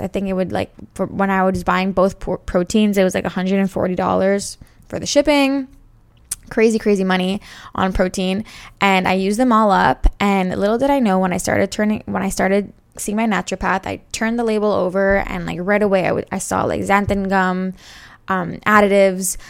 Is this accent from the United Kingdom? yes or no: no; Montreal, Quebec, Canada; I'm from Montreal, Canada